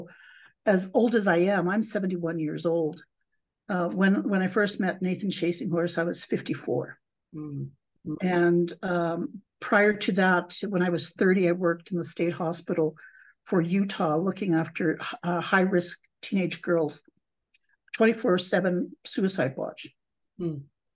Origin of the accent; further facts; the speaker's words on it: Calgary, Alberta, Canada; also born or lived in Sioux Valley, Manitoba; I've grown up going to school in the city of Calgary